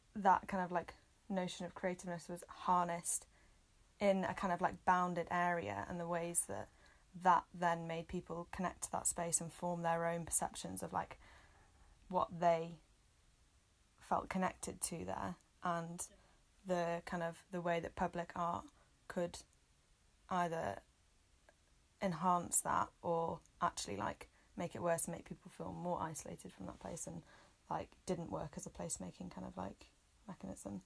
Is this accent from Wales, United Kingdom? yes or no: yes; Wales, United Kingdom; also born or lived in Manchester; i've loved growing up in wales